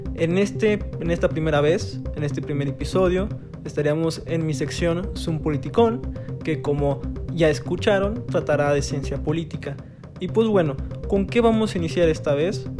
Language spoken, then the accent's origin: Spanish; Mexico; los que somos de México